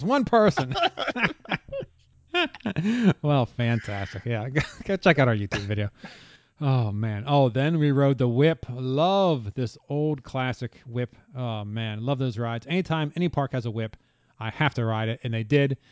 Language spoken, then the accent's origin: English; Pennsylvania, United States; moved away; We are natives of Pennsylvania